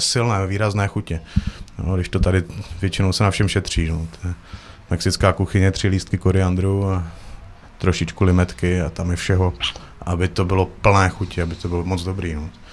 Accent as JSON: {"language": "Czech", "town": "Uherské Hradiště", "region": "Zlín Region", "country": "Czechia", "tie": "born or raised there", "also_born_or_lived": "Prague / Norway", "moved": "as an adult", "said": "se vraceli domů tady na Moravu, protože jsme původem tady z Hradiště"}